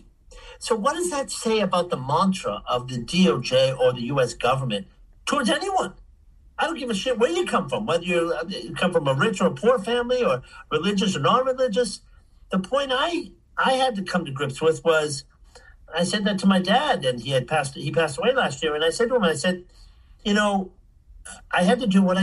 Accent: Boston, Massachusetts, United States; moved away; also born or lived in Switzerland; I grew up in Boston

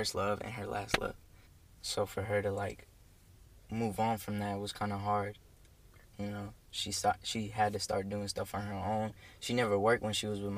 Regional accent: Nashville, Tennessee, United States; I came from Nashville. I was born here. I came living in Nashville with my dad, my mom, and a little brother

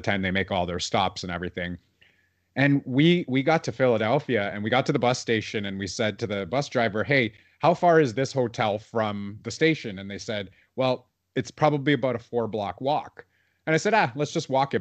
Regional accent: Toronto, Ontario, Canada; growing up in Toronto

